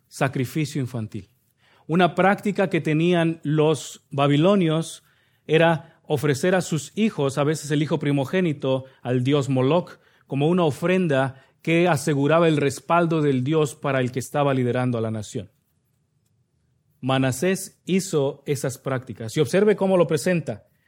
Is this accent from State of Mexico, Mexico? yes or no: yes; Nezahualcóyotl, State of Mexico, Mexico; moved away; De donde yo vengo, el municipio de Minnesota, no se llama así, pero sí le decimos de cariño, Minnesota, Nesayork, York, también le llaman de cariño, es el municipio de Nesahualcoyot, Estado de México